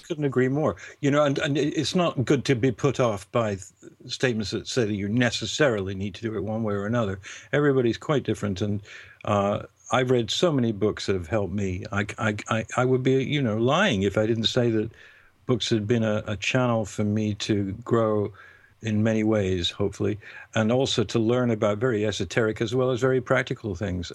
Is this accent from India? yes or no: no; United Kingdom; being British